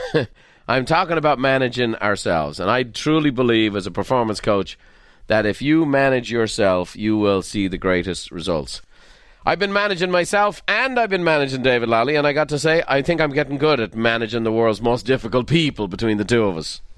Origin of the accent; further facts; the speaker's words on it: Dublin, Leinster, Ireland; I'm from Dublin